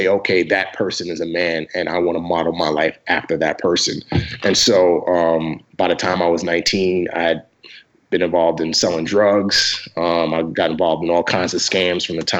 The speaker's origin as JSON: {"language": "English", "country": "Nigeria", "also_born_or_lived": "Lomé, Togo", "said": "Yeah, so I was born in Western Africa, in Lomé, Togo. I'm actually Nigerian, though. I was just born in Togo because that's where father wanted me to be born"}